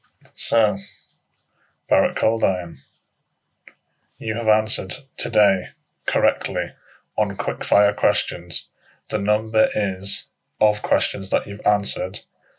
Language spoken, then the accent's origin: English; Bradford, Yorkshire and the Humber, United Kingdom; I'm from Bradford.